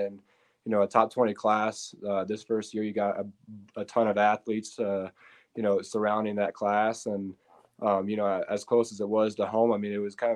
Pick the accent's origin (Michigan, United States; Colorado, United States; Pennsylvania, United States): Colorado, United States; Colorado Springs; I was born and raised here in Colorado Springs, Colorado